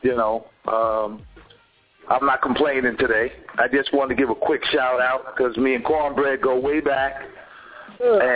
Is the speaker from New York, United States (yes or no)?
yes; New York, United States; I'm a New Yorker